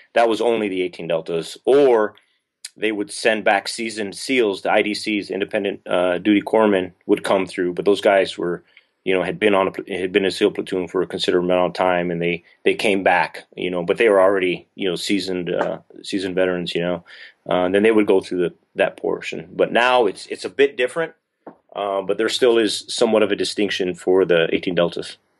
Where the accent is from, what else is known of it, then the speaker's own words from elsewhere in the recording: southern New Mexico, United States; moved away as an adult; I'm from southern New Mexico, so, you know, by some miracle, I got stationed at White Sands Missile Range, uh, which is, like, twenty minutes from my hometown